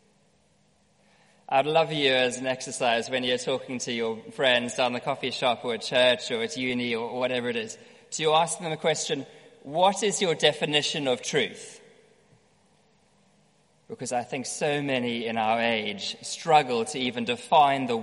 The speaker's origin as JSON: {"language": "English", "country": "South Africa", "tie": "born or raised there", "said": "growing up in South Africa"}